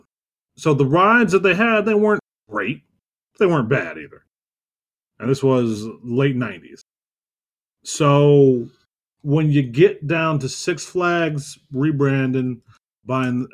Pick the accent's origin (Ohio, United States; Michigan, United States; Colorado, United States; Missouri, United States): Ohio, United States; Youngstown; born and raised in Northeast Ohio